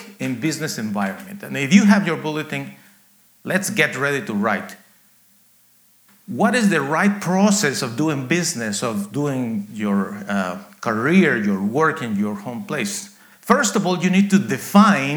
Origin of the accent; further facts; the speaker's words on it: Guatemala; now in United States; I was born in Guatemala, actually in a coffee farm, very rural area